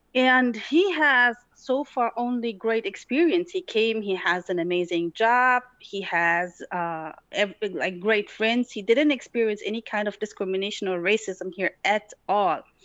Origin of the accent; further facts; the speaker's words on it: Tetouan, Tanger-Tetouan-Al Hoceima, Morocco; now in Germany; I was born in Morocco, in North Morocco, to be exact. Um, it's a beautiful city, but goes by the name of Tetuan. I was born there.